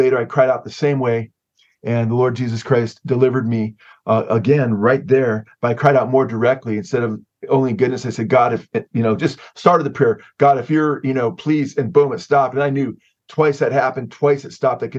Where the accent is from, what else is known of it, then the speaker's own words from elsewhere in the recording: Southern California, United States; I was born and raised here in Southern California